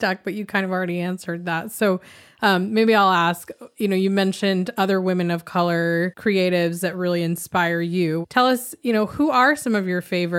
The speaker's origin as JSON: {"language": "English", "country": "United States", "tie": "born or raised there", "said": "both of us, Angelica and I, we grew up here in the United States"}